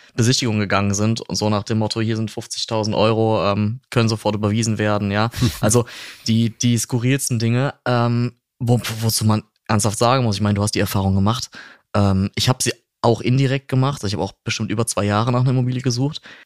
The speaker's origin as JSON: {"language": "German", "area": "near Cologne-Bonn", "region": "North Rhine-Westphalia", "country": "Germany", "said": "ich komme ähm, nicht aus Franken, ich komme aus der Nähe äh, von Köln-Bonn, ja, so ein bisschen aus dem Speckgürtel"}